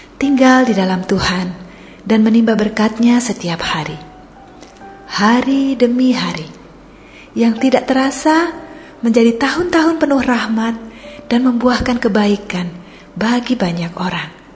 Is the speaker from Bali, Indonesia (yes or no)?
yes; Bali, Indonesia; now in Pangkal Pinang, Indonesia; saya waktu SMA di Bali